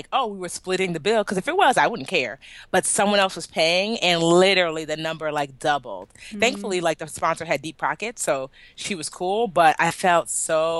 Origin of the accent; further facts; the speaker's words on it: Nigeria; I love being Nigerian